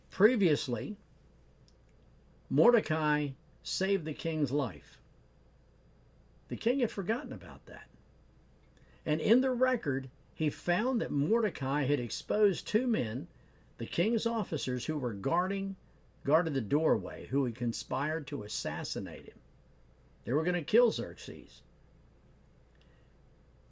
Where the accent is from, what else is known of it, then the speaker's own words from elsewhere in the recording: Norfolk, Virginia, United States; I grew up in Norfolk, Virginia, and lived with my grandparents for a number of years